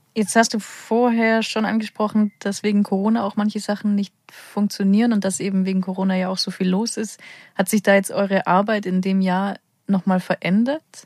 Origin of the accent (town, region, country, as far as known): Allgäu, Bavaria, Germany